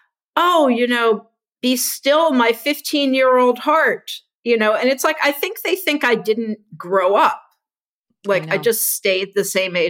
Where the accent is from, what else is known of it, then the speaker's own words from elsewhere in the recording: Houston, Texas, United States; when I was growing up in Houston